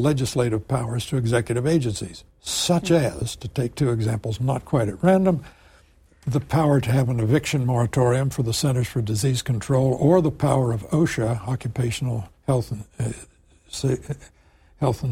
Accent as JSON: {"language": "English", "region": "Central Illinois", "country": "United States", "said": "I'm from Central Illinois"}